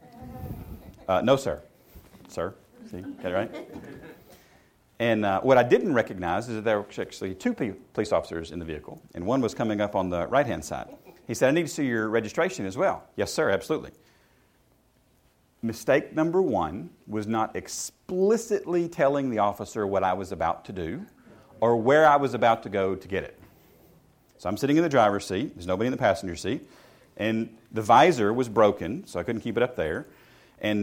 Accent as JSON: {"language": "English", "region": "the South", "country": "United States", "tie": "born or raised there", "said": "where I grew up in the South"}